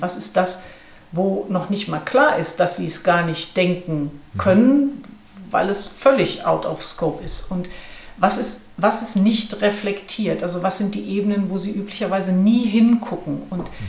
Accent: Ruhr area, North Rhine-Westphalia, Germany; ich komme aus dem Ruhrgebiet

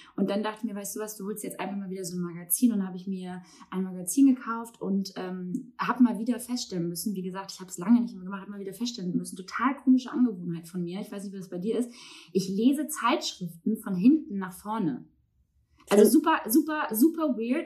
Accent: Baltic coast, Germany; now in Hamburg, Germany; bin ich ja auch irgendwie an der Ostsee groß geworden

